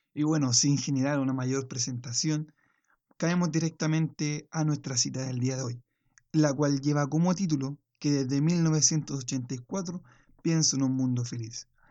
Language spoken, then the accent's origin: Spanish; Chile; en el caso chileno, mi, nación